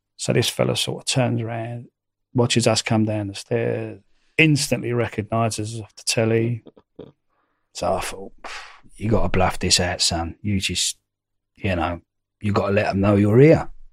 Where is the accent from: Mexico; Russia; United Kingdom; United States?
United Kingdom; London; being a Londoner, you know, being a Cockney